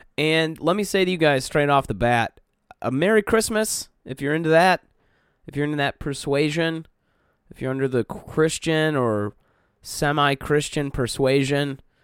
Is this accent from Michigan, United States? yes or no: yes; Detroit, Michigan, United States; moved away as an adult; now in Chicago, United States; I grew up in Detroit